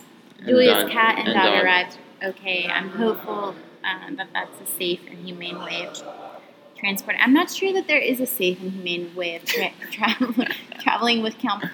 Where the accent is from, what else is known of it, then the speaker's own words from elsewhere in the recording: the South, United States; accent: southern; My southern accent's already popping out. I can feel it.